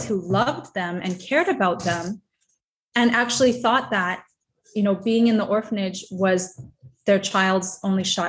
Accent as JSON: {"language": "English", "region": "Northern Canada", "country": "Canada", "moved": "as an adult", "lives_now": "Haiti", "said": "I'm not just from Canada, I'm from Northern Canada"}